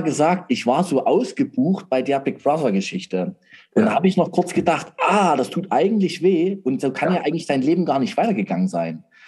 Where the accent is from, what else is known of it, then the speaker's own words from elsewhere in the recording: Saxony, Germany; bei uns in Sachsen